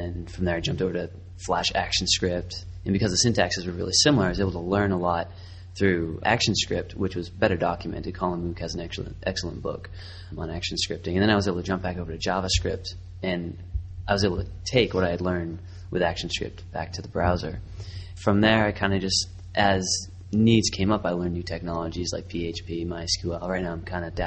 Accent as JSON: {"language": "English", "town": "Boston", "region": "Massachusetts", "country": "United States", "also_born_or_lived": "Savannah, Georgia", "moved": "yes", "lives_now": "Baltimore, United States", "said": "Currently, I live in Baltimore, Maryland. I'm originally from Boston"}